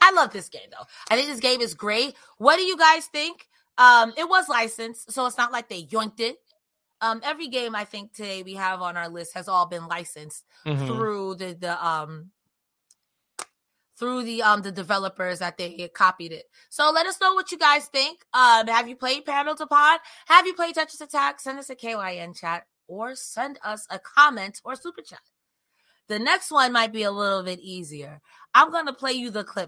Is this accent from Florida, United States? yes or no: no; New York, United States; I'm from New York